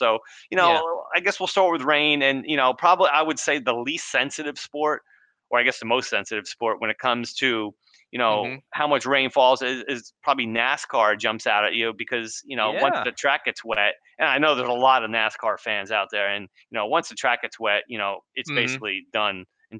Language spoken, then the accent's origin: English; Edison, New Jersey, United States; No, I grew up in Central Jersey. I grew up in Edison. I was maybe a half hour from the Bronx.